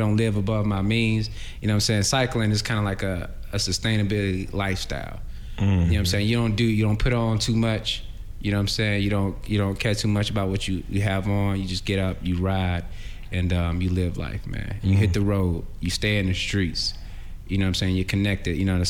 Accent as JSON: {"language": "English", "town": "Atlanta", "region": "Georgia", "country": "United States", "tie": "born or raised there", "said": "I'm born and raised in Atlanta."}